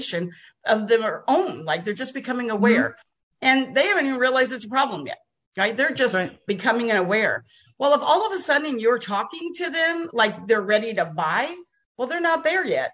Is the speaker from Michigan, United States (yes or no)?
no; New Jersey, United States; now in Texas, United States; I was born in Jersey too. Did you know that? I'm a Jersey girl.